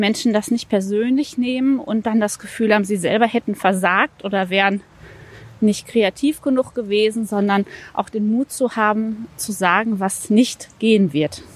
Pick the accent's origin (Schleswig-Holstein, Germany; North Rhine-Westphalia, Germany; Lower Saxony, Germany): North Rhine-Westphalia, Germany; Recklinghausen; moved away; also born or lived in Ruhr area; geboren tatsächlich in Recklinghausen, aber ich lerne meine Stadt erst noch kennen, weil ich lange Jahre hier gar nicht